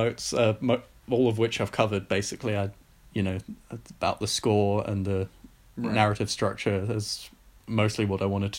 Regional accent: Surrey, South East England, United Kingdom; accent: posh; My mum just said that my accent is posh, because, you know, Surrey background.

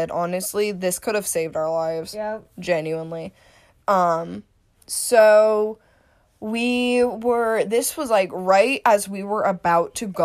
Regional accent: Cleveland, Ohio, United States; How do you know Cleveland? I'm from Cleveland

